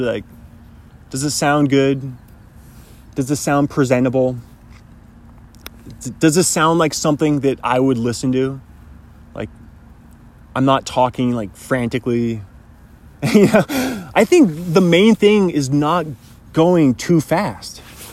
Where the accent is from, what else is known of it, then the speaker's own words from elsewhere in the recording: Pacific Northwest, United States; I happen to be born in the number one country, but also in the coolest part of that country, being from the Pacific Northwest